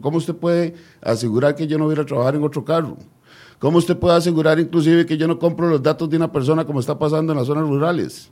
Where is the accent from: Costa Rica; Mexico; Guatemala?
Costa Rica; nosotros como buenos costarricenses